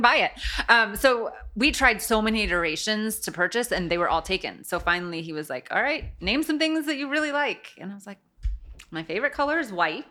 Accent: South Bend, Indiana, United States; I grew up in South Bend

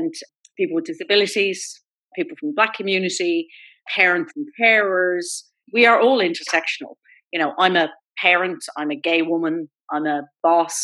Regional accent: Ireland; My experience as an Irish gay woman

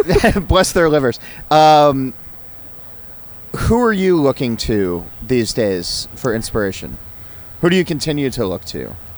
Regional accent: New Jersey, United States; living and, and growing up in New Jersey

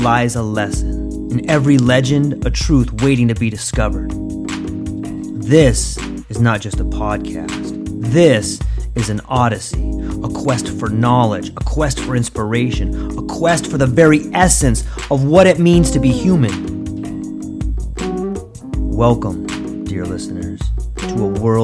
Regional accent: Southern California, United States; accent: California; moved away as an adult; also born or lived in Mexico / Hawaii; I grew up in California, Southern California

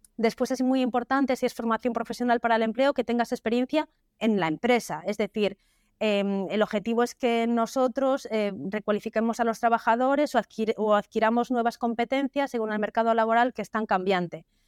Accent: Galicia, Spain; also born or lived in Vigo; todos somos gallegos

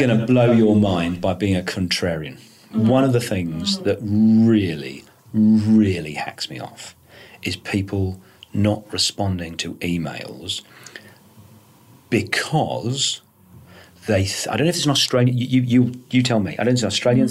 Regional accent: United Kingdom; I'm British.

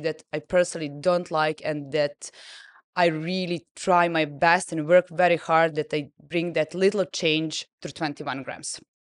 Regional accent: Serbia; moved away as an adult; now in Dubai, United Arab Emirates; I grew up in Serbia

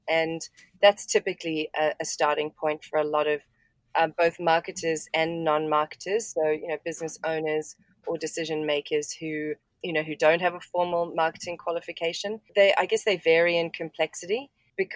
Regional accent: South Africa; now in Brisbane, Australia; I'm actually a South African. I grew up in South Africa and live in Australia at the moment.

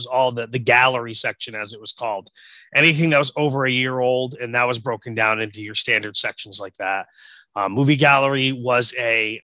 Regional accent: Gardiner, Maine, United States; So like we didn't have a video rental store in my hometown

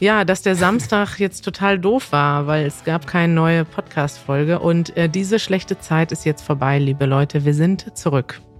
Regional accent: Germany; als Deutsche

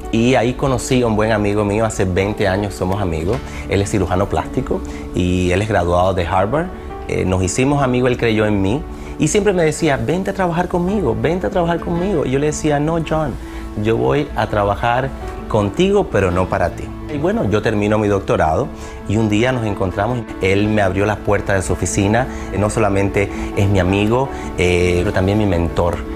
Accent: Cuba; moved away; Cuando llegué de Cuba, veía Despierta América. Nunca me imaginé estar en este show.

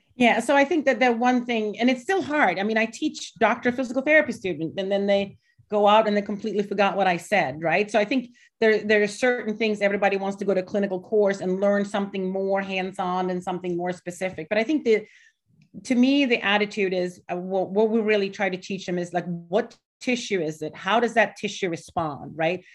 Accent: Gothenburg, Västra Götaland, Sweden; now in Delaware, United States; I'm from Gothenburg in middle.

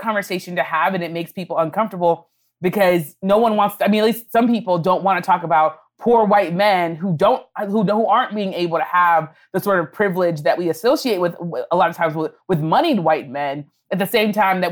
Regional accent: Miami, Florida, United States; I grew up in Miami.

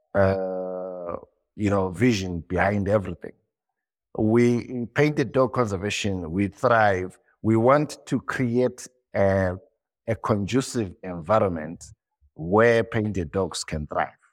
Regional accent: Zimbabwe; born and bred in Zimbabwe.

